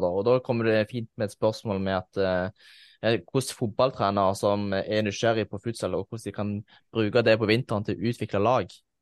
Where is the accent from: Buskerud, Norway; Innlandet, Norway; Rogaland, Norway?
Rogaland, Norway; Egersund; i den klubben jeg spilte, spilte selv hjemme i Egersund